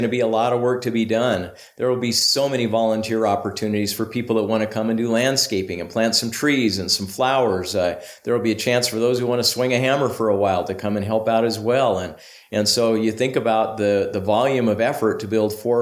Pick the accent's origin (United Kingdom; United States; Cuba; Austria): United States; Bay Area, California; moved away as an adult; also born or lived in Ventura, California; now in Utah, United States; I grew up mostly in the Bay Area.